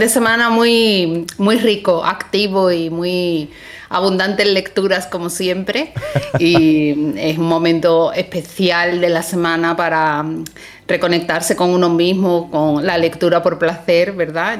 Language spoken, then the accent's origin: Spanish; Seville, Andalusia, Spain; moved away; Sevilla, que es mi ciudad natal